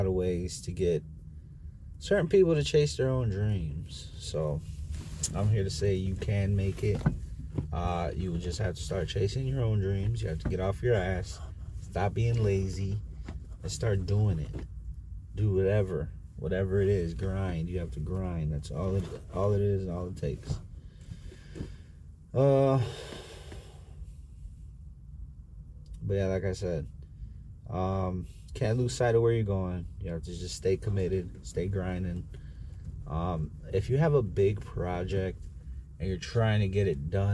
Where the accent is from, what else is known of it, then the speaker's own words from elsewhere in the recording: Chicago, Illinois, United States; I'm from South Chicago